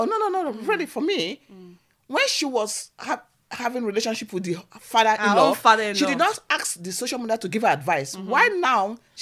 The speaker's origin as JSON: {"language": "English", "region": "Edo", "country": "Nigeria", "said": "Marrying, because we are from Edo."}